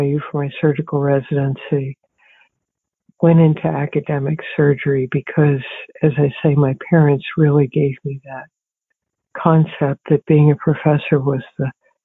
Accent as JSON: {"language": "English", "town": "Palmyra", "region": "New Jersey", "country": "United States", "tie": "born or raised there", "also_born_or_lived": "Towanda, Pennsylvania", "said": "I was born in Towanda, Pennsylvania, which is sort of in the middle of the coal mining area of Pennsylvania. And I grew up in Palmyra, New Jersey, just outside of Philadelphia."}